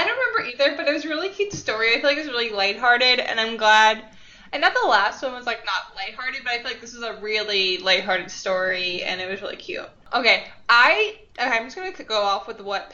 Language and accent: English; Long Island, New York, United States; also born or lived in Manhattan, New York; I was born and raised in Long Island, New York